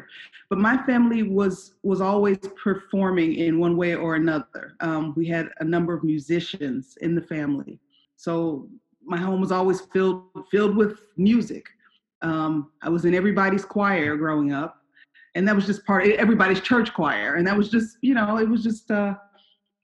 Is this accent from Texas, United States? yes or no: no; Chicago, Illinois, United States; moved away as an adult; also born or lived in Iowa / Los Angeles; I grew up in Chicago. I'm from the south side